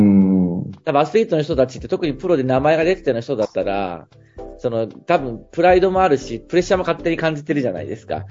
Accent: Fukui, Japan; 僕らの地元は、まあ僕というか雪国なんで、福井なんですけど

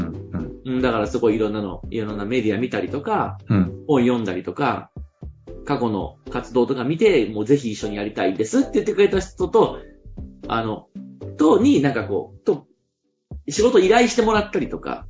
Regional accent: Fukui, Japan; 僕、地元の福井でも

